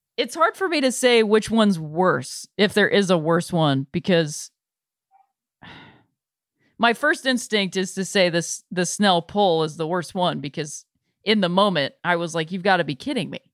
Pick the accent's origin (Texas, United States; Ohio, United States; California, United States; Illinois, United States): Ohio, United States; Cleveland; moved away; my hometown team, uh, was Cleveland